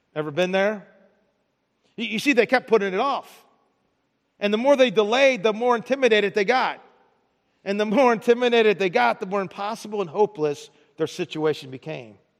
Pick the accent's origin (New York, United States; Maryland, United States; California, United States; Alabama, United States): Maryland, United States; Baltimore; moved away; I'm from Baltimore